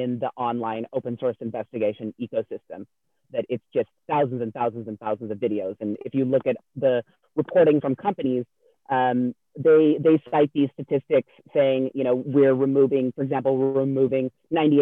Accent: California, United States; moved away; I'm originally from California

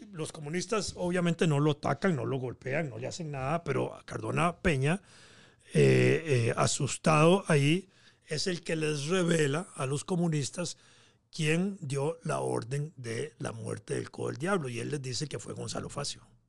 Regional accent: Costa Rica

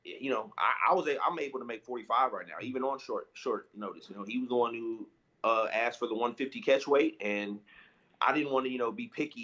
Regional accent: St. Louis, Missouri, United States; I was back home in St. Louis, my hometown. That's where I live

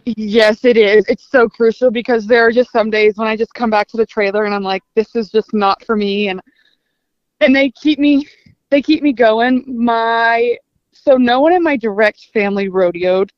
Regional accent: Lampasas, Texas, United States; I am from Lampasas, Texas. Uh, it's about an hour north of Austin. I grew up there my whole life

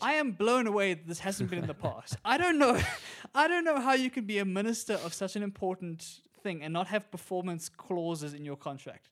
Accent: South Africa; As a South African

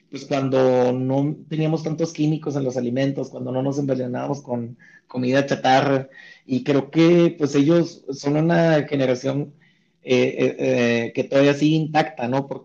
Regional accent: Mexico; Entonces yo creo que eh, tenemos que estar muy orgullosos de nuestras bebidas eh, como mexicanos y enaltecerlas siempre, ¿no?

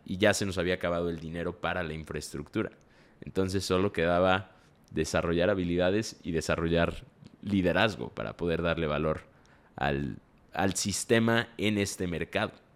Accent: Mexico; nosotros somos mexicanos

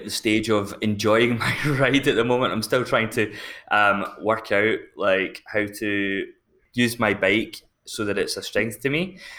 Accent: Scotland, United Kingdom; now in United Arab Emirates; I'm from Scotland

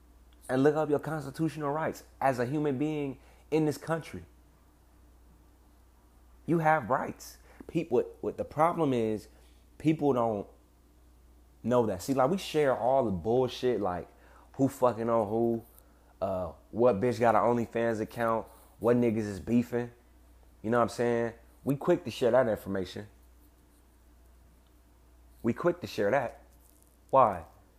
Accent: Bel Air, California, United States; Just because I grew up in Bel Air, just because I dress a certain way or I talk a certain way, that's not adequate to be accepted into y'all society.

